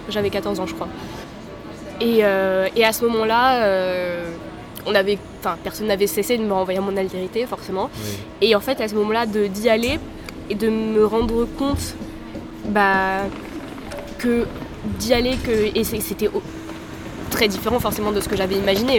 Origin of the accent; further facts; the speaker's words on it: Paris, Île-de-France, France; je suis née en France, je suis née à Paris